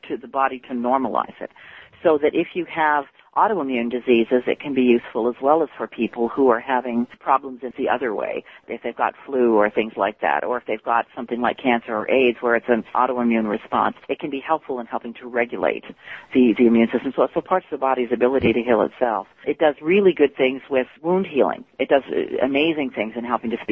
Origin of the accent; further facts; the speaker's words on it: Canada; I'm actually Canadian